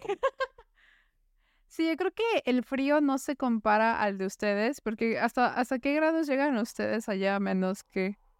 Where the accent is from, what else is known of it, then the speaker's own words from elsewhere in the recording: Puebla, Mexico; moved away as an adult; now in Vienna, Austria; yo soy de Puebla